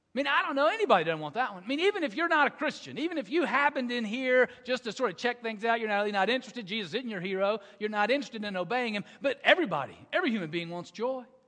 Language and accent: English; the South, United States; I grew up in the South